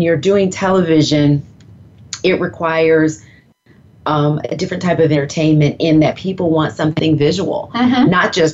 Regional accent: the South, United States; accent: Southern; I'm from the South. I don't have that strong of an accent because my mother grew up in the North in Philadelphia

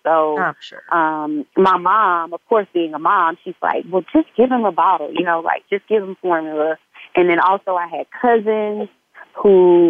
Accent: Mobile, Alabama, United States; moved away; because I'm from Mobile, Alabama.

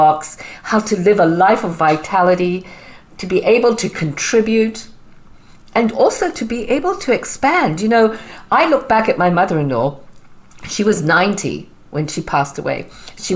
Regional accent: Zimbabwe; moved away; as you can tell, I have a bit of an accent. So I'm originally from Zimbabwe. So I came here

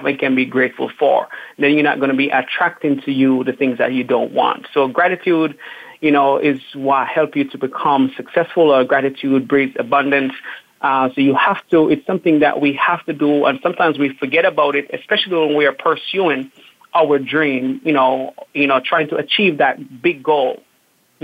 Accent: Jamaica; moved away; growing up in Jamaica.

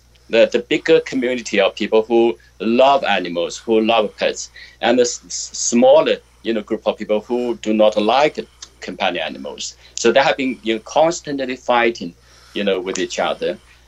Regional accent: China; moved away; I grew up in China when Mao Zedong was the leader.

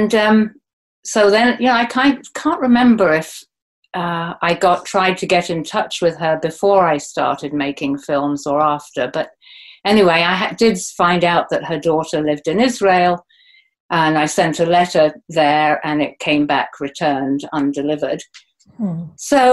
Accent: Oxford, South East England, United Kingdom; I grew up in a family of academics in Oxford University

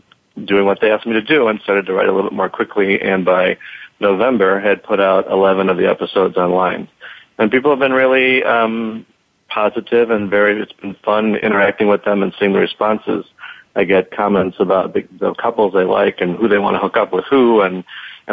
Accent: Chicago, Illinois, United States; I'm from Chicago

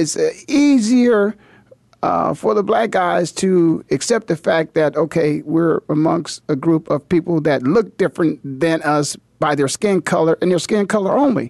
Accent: Canton, Ohio, United States; there were four schools in my hometown, Canton, Ohio

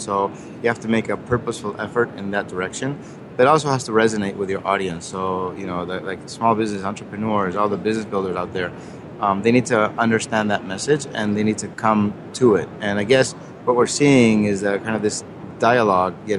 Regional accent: Spain; moved away; also born or lived in Germany / United States; I was born in Spain, raised in Spain, Germany, the U.S. for a long time

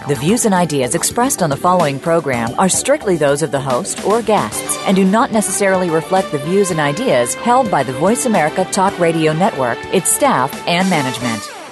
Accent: New York, United States; I'm from New York

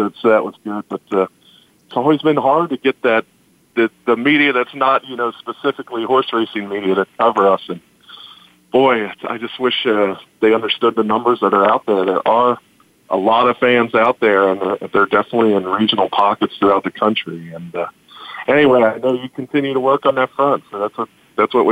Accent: Cincinnati, Ohio, United States; I grew up in Cincinnati.

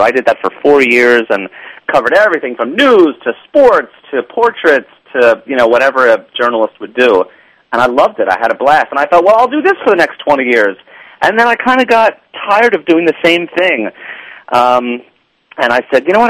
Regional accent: New York, United States; I'm a New Yorker.

